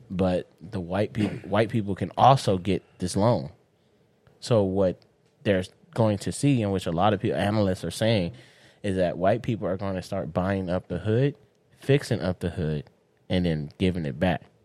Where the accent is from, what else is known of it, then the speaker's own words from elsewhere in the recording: Inglewood, California, United States; I grew up in Inglewood